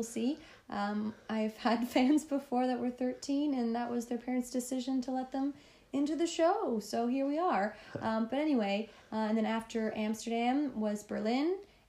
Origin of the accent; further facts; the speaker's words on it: Toronto, Ontario, Canada; moved away as an adult; also born or lived in Los Angeles, United States; now in London, United Kingdom; And yeah, so I'm a stand-up comedian originally from Toronto.